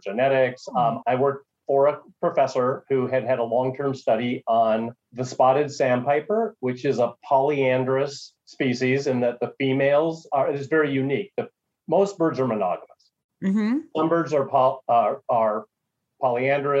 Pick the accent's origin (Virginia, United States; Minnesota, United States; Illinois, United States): Minnesota, United States; also born or lived in North Dakota; I'm from Minnesota originally, went to school in North Dakota